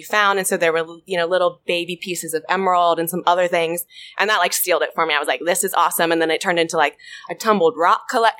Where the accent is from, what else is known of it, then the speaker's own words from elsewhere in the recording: North Carolina, United States; growing up in North Carolina.